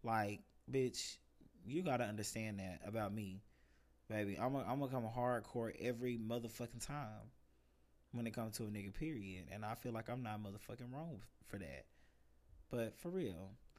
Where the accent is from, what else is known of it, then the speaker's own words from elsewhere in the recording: Gainesville, Florida, United States; This guy actually was from my hometown in Gainesville, Florida as well.